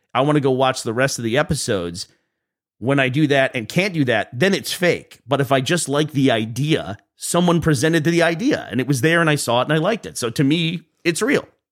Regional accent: Austin, Texas, United States; moved away as an adult; now in Scotland, United Kingdom; I'm from Austin

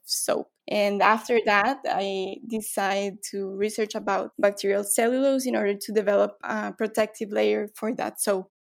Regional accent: Guatemala; now in Brazil; I'm from Guatemala, but right now I live in Brazil

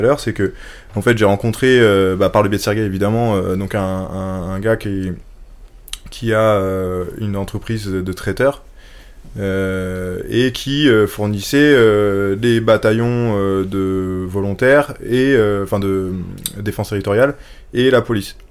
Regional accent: France; en tant que bon français qui est habitué aux institutions super fortes

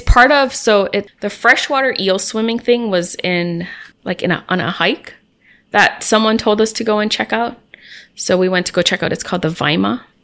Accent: Hawaii, United States; I'm from Hawaii

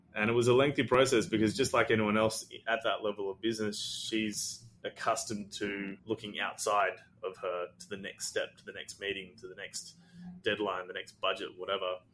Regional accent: Australia; also born or lived in Sri Lanka; I'm Sri Lankan. I was born in Sri Lanka. We moved to Australia when I was six

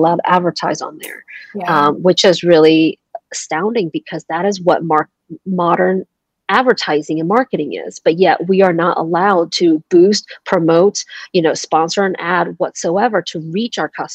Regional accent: Georgia, United States; also born or lived in Taiwan; I moved to the States when I was 6 years old, and we landed in a place in the States, the small suburb of Georgia

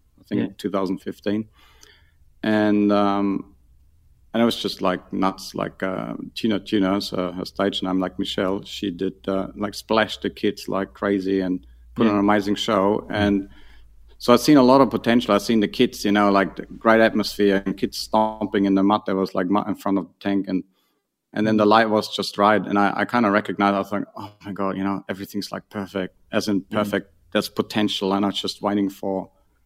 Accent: near Munich, on the Ammersee, Bavaria, Germany; moved away; I grew up near Munich on the Ammersee. So that's like 40 km out of Munich.

